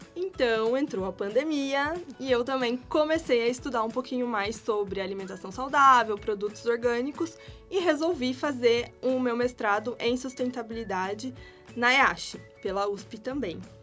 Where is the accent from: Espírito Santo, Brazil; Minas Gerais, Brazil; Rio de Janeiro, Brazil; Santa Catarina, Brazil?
Minas Gerais, Brazil; Ouro Fino; now in São Paulo, Brazil; eu sou de Minas Gerais, na verdade, né? Vim para São Paulo para estudar